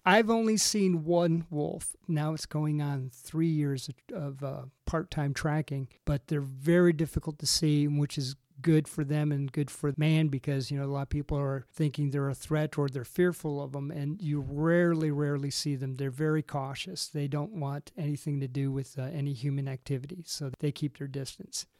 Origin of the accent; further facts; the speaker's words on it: Racine, Wisconsin, United States; moved away; also born or lived in Michigan / Texas; I was originally from, uh, Racine, Wisconsin, ended up in Michigan.